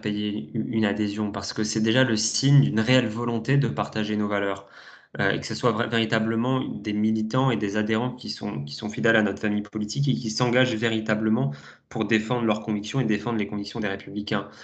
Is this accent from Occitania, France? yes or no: yes; Toulouse, Occitania, France; moved away as an adult; now in Paris, France; je suis toulousain à la base